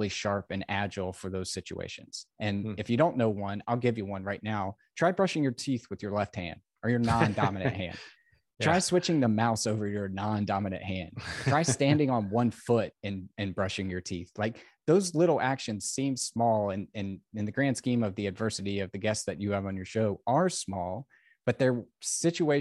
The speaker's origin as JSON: {"language": "English", "country": "United States", "tie": "born or raised there", "said": "I was born in America"}